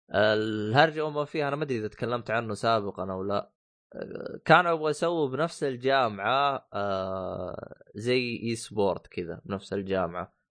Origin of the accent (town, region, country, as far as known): Saudi Arabia